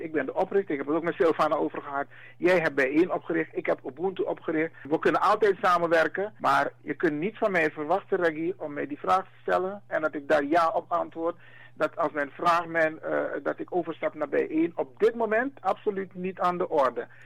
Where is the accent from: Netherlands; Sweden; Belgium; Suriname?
Suriname; Wij zijn Afro-Surinamers